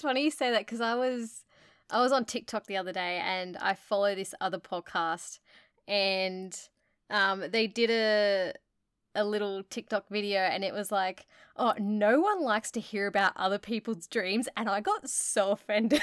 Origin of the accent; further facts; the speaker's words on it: Australia; we're from Australia